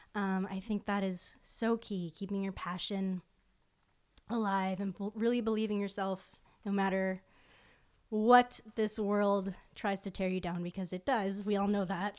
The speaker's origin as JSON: {"language": "English", "town": "Fort Lauderdale", "region": "Florida", "country": "United States", "tie": "born or raised there", "said": "my hometown and which is South Florida, Fort Lauderdale"}